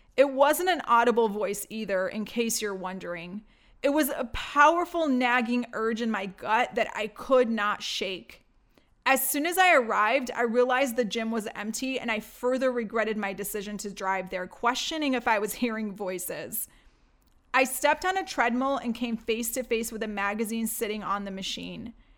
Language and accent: English; Detroit, Michigan, United States; born or raised there; also born or lived in Baghdad, Iraq / Greece